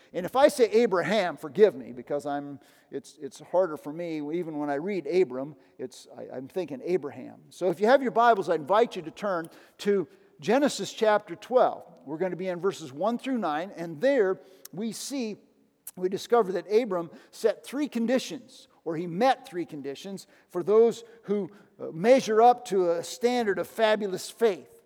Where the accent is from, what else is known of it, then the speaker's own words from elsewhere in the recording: United States; I grew up in the United States